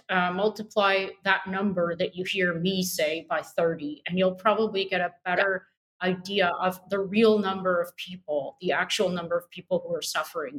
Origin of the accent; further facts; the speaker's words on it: Canada; I'm a Canadian